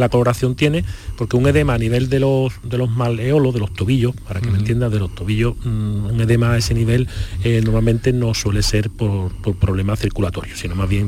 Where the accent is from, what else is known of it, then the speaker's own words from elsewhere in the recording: Chiclana de la Frontera, Andalusia, Spain; Además soy nacido en Chiclana.